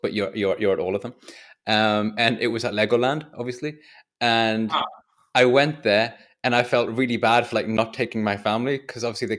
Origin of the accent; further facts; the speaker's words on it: England, United Kingdom; I'm English